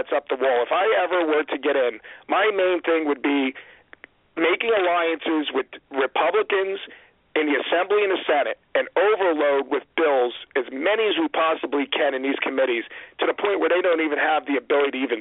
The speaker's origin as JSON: {"language": "English", "area": "Ocean County", "region": "New Jersey", "country": "United States", "said": "I'm from Ocean County."}